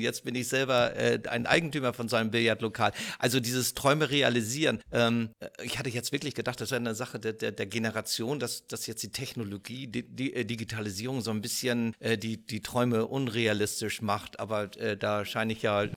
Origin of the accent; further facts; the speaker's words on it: Northern Germany, Germany; als Norddeutscher